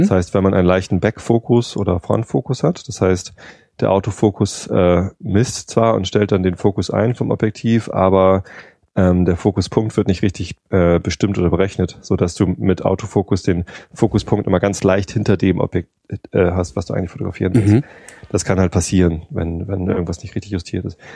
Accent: Germany; ich bin Wessi

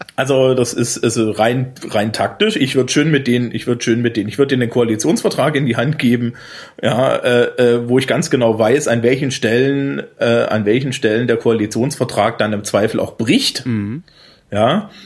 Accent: Thuringia, Germany; born or raised there; moved away

